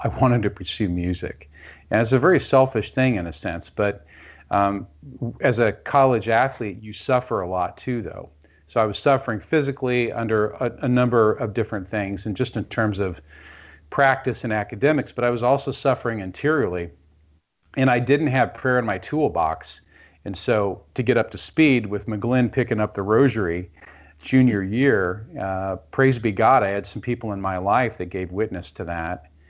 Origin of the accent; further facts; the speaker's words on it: Kansas City, Missouri, United States; I'm from Kansas City, Missouri.